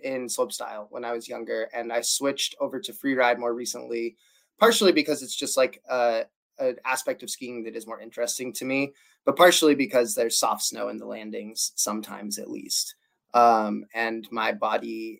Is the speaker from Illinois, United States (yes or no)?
no; Durango, Colorado, United States; now in Portland, United States; I live in Portland, Oregon. I'm from Durango, Colorado.